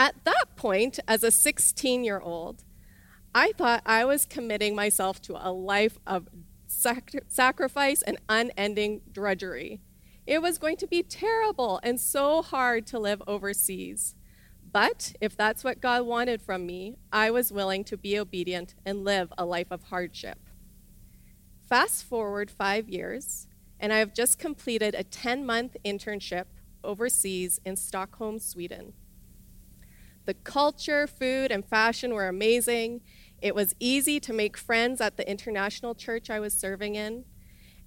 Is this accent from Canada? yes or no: yes; Irma, Alberta, Canada; moved away as an adult; I grew up in Irma, Alberta, in a small village where my dad was the pastor